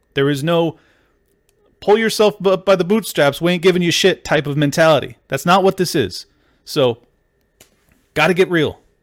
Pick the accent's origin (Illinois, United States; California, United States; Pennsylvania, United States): California, United States; San Diego; I grew up in San Diego.